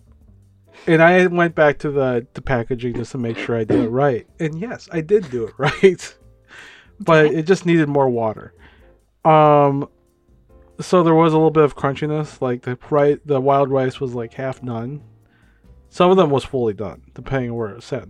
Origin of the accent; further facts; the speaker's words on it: Minnesota, United States; we're from Minnesota